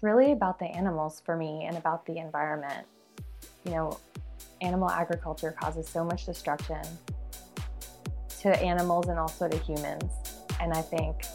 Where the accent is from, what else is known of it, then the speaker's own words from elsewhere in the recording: South Florida, United States; moved away as an adult; now in Atlanta, United States; I'm from South Florida, and I moved to Atlanta for work